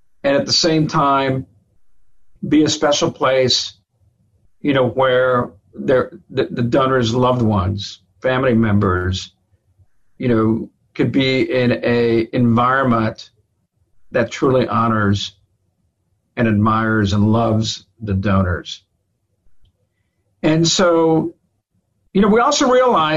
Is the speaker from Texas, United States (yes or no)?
yes; Laredo, Texas, United States; I was born and raised in Laredo, Texas